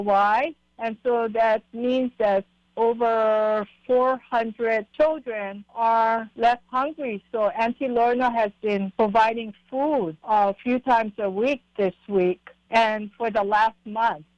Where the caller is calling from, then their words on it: Waikoloa Village, Hawaii, United States; I'm calling from Waikoloa Village on Hawaii Island